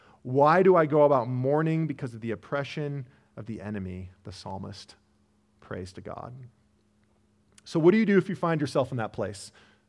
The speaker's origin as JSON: {"language": "English", "region": "Illinois", "country": "United States", "tie": "born or raised there", "said": "Now, I did not grow up in Colorado. I grew up outside of Chicago."}